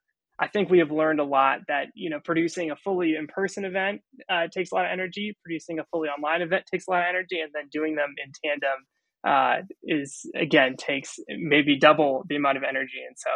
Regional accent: Delaware, United States; I'm from Delaware, coming at you from Delaware.

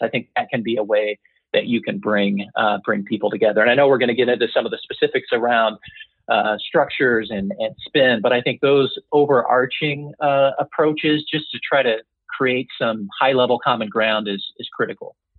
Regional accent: Indiana, United States; I eventually returned to my home state and joined Indiana University.

